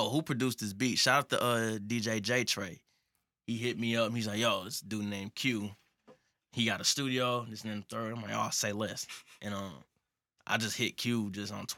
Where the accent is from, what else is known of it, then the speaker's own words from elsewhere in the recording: St. Louis, Missouri, United States; we're all from St. Louis, born and raised